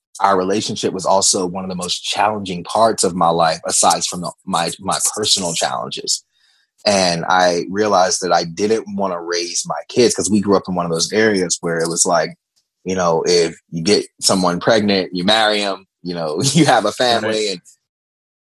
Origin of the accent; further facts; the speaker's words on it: Virginia, United States; I grew up in the Bible Belt of Virginia.